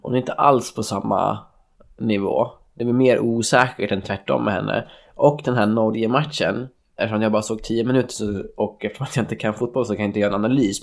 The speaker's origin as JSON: {"language": "Swedish", "town": "Örebro", "region": "Örebro County", "country": "Sweden", "said": "som den örebroare jag är"}